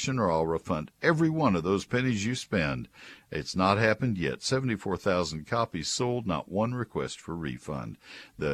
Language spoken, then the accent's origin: English; College Station, Texas, United States; now in McKinney, United States; I grew up with it in College Station